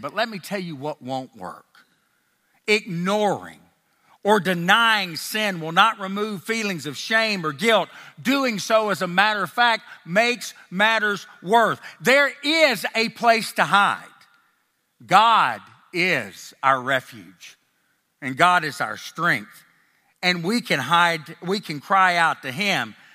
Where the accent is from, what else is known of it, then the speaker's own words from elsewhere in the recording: Nashville, Tennessee, United States; accent: a little bit Tennessee, and a little bit Texas; now in Texas, United States; I grew up in Nashville, Tennessee, but I've lived most of my life in Texas